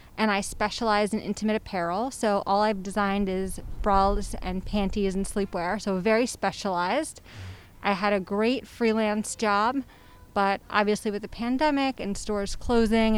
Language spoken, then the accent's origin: English; New York City, New York, United States; I'm from Brooklyn. Uh-huh. Lived here my whole life